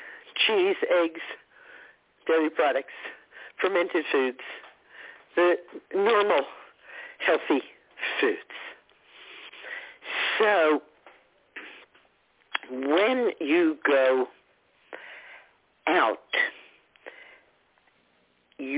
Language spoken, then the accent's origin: English; United States; as crass American